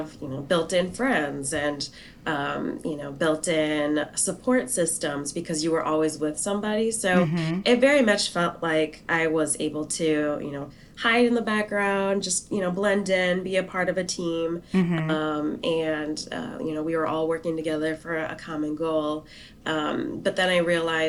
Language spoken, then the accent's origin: English; South Dakota, United States; So I grew up in South Dakota